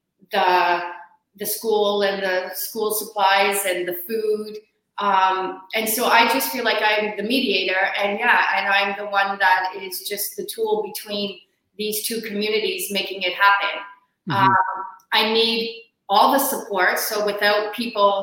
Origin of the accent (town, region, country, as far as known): Canada; moved away; also born or lived in Australia